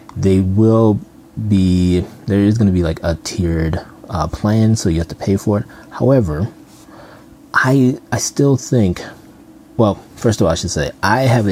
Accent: Minnesota, United States; I'm from Minnesota

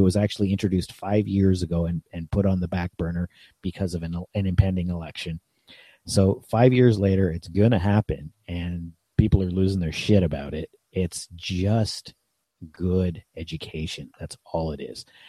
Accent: Niagara region, Ontario, Canada; also born or lived in Toronto area, Ontario; I was born near Toronto and lived outside of Toronto in one of the more or most ethnically diverse areas in Canada. Then I moved to the Niagara region.

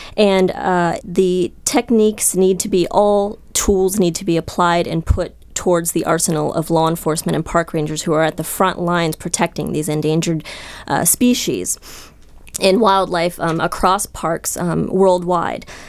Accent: Columbus, Ohio, United States; moved away; I'm from Columbus, Ohio, where Jack Hanna is actually was a role model of mine growing up

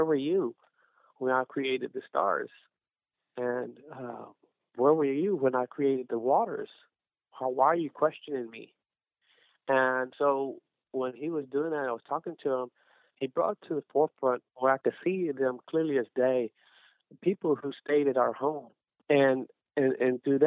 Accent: Rosenberg, Texas, United States; also born or lived in Katy, Texas; I'm born and raised in Rosenberg

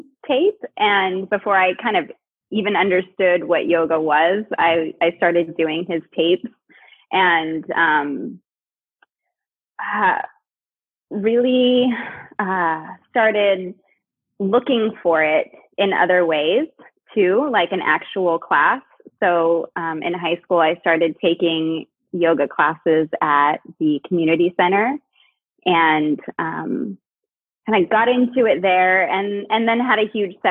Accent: Cupertino, California, United States; moved away as an adult; also born or lived in San Francisco, United States; now in Portland, United States; I was born in the Bay Area, grew up in like Cupertino, Santa Clara area

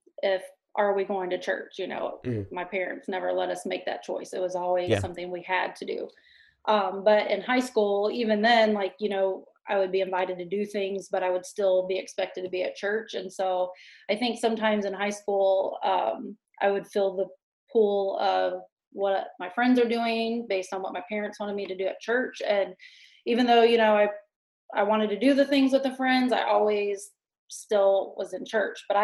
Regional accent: Pensacola, Florida, United States; moved away as an adult; now in Shelby Township, Michigan, United States; I grew up in Pensacola, Florida, which is a small town

